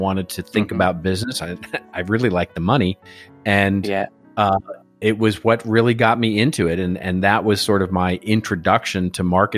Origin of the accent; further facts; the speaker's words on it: Texas, United States; moved away as an adult; now in Los Angeles, United States; I came originally from Texas. And as I like saying these days, I like being from Texas.